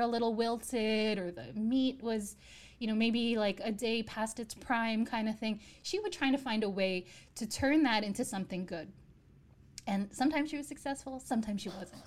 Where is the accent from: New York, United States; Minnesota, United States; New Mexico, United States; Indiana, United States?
New York, United States; I grew up in the States